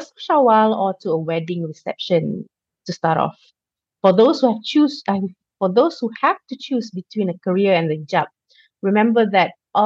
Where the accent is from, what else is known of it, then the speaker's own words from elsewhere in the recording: Malaysia; Growing up in Malaysia